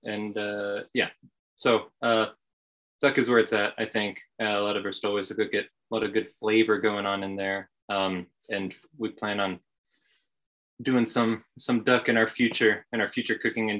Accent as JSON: {"language": "English", "region": "Texas", "country": "United States", "also_born_or_lived": "Chicago, Illinois", "moved": "as an adult", "lives_now": "Champaign-Urbana, United States", "said": "I'm from Texas"}